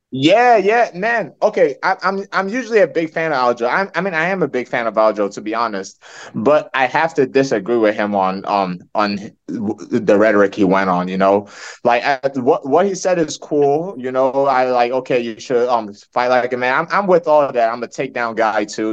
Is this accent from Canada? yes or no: no; Nigeria; now in United States; I'm Nigerian